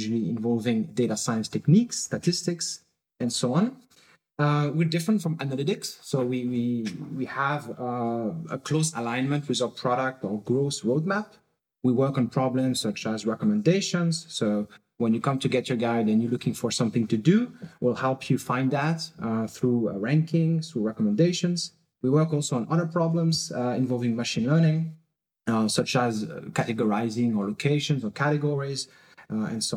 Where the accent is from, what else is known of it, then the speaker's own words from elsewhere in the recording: France; now in Berlin, Germany; I'm originally from France